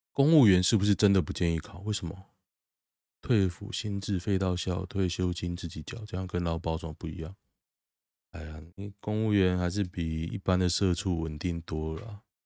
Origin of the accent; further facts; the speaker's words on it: Taiwan; moved away; 我台湾人